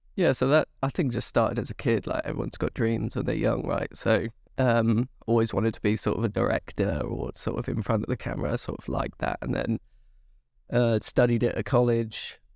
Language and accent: English; Swindon, South West England, United Kingdom; moved away as an adult; now in London, United Kingdom; I'm from Wiltshire, uh, yeah. sort of west West England